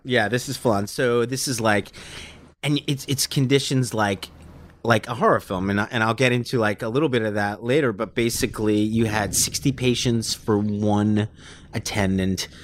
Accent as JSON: {"language": "English", "town": "New York City", "region": "New York", "country": "United States", "tie": "born or raised there"}